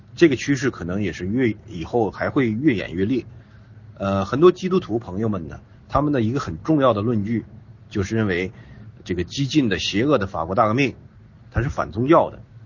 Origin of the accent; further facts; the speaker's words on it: China; 我们中国人